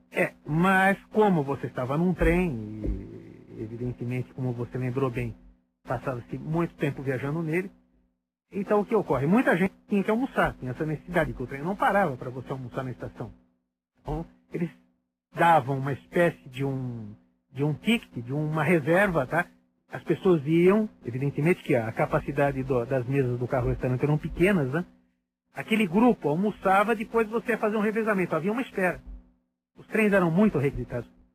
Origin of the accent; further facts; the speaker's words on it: São Paulo, Brazil; Paulista, paulistano, mas com o coração no interior